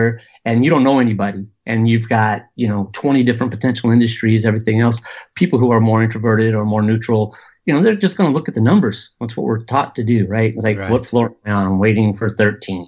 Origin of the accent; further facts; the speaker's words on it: Southern California, United States; also born or lived in Austin, Texas; growing up in Southern California